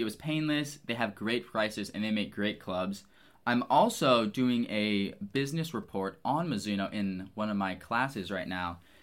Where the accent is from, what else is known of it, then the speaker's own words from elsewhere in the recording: Waterloo, Illinois, United States; moved away as an adult; now in Lincoln, Nebraska, United States; I grew up in Waterloo, Illinois